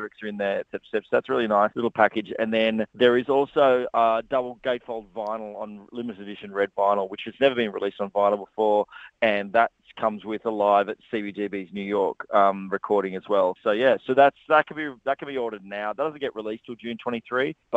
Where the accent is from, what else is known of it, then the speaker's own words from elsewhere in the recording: Australia; I'm from regional Australia, so you guys are my peoples. I grew up in a small town